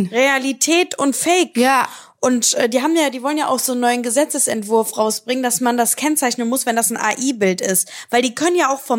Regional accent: Cologne, North Rhine-Westphalia, Germany; Nur weil ich bin Kölscher Adel.

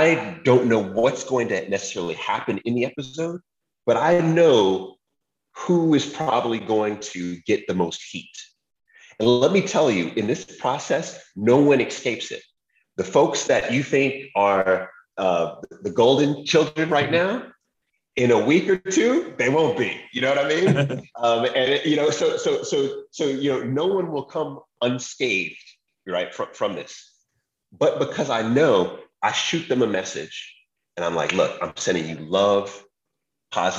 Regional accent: New York, United States; I'm from New York. We think we can do everything.

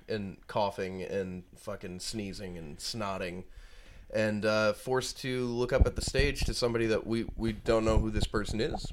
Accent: Rhode Island, United States; I'm from Rhode Island, born and raised

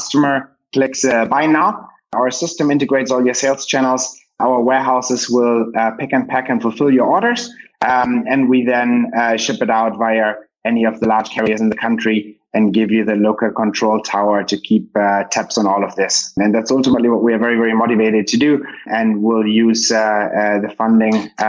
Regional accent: Cologne, North Rhine-Westphalia, Germany; now in Manila, Philippines; I'm now in Germany for a couple of weeks here in my hometown of Cologne. So visiting family

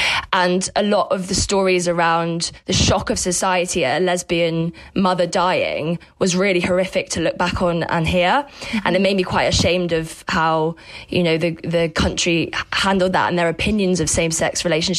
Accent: United Kingdom; So I think my experience with grief and death is quite unique as a British person, because I came from a same-sex family.

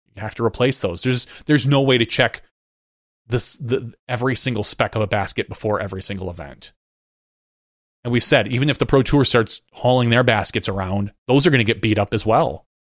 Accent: Fox Cities, Wisconsin, United States; I grew up up in the Fox Cities, which is kind of part of Kakana

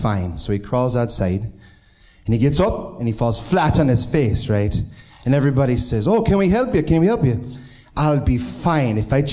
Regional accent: Binghamton, New York, United States; now in Pittsburgh, United States; Originally, I'm from Binghamton, New York, but now I live in Pittsburgh

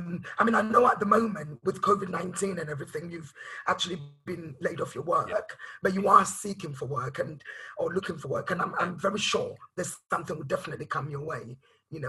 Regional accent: Ghana; I'm from Ghana, West African background

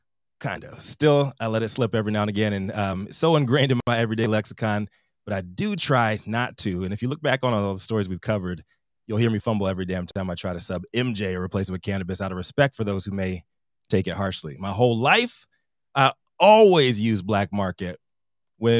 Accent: Virginia, United States; Growing up in Virginia in the 80s

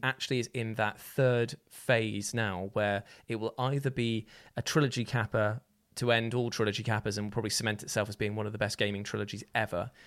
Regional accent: Newton Abbot, South West England, United Kingdom; my hometown of Newton Abbot

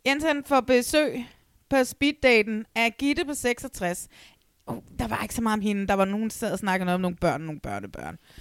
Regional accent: Næstved, Zealand, Denmark; moved away; det er nede i Næstved, hvor jeg kommer fra

